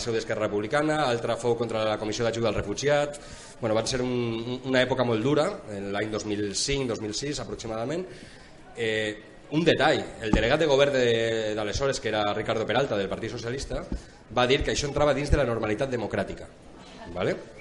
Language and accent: Catalan; Valencian Community, Spain; jo que vinc del País Valencià